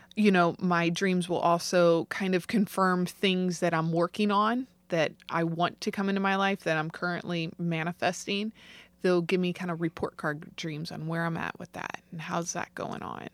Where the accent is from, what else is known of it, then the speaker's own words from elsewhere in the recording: St. Louis, Missouri, United States; I grew up in Saint Louis